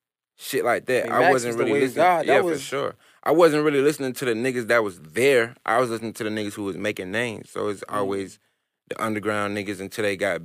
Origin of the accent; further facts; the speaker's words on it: New York, United States; accent: New York; if I still had my New York accent like that. It's just not that. It's not there. I'm country.